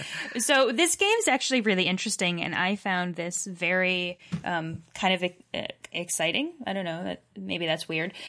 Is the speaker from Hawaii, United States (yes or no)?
no; Massachusetts, United States; I'm from Massachusetts and can say a lot of British words